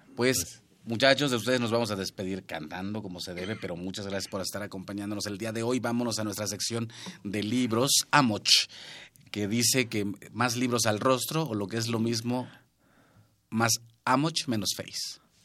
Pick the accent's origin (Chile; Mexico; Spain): Mexico; La Huasteca; yo soy de la Huasteca